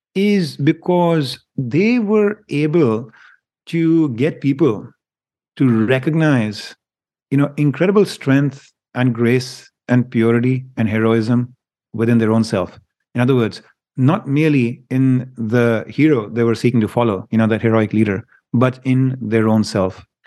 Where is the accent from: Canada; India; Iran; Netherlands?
India; moved away; I grew up in India